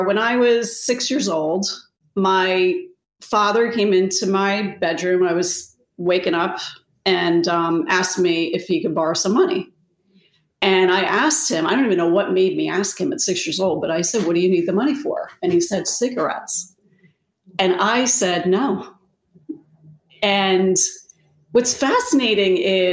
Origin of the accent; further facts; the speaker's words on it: New Jersey, United States; when I was 10, I grew up in New Jersey. Our family's originally from Rhode Island.